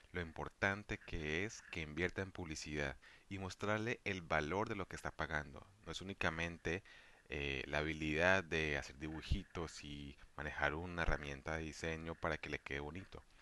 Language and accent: Spanish; Valle del Cauca, Colombia; soy policista vallecaucano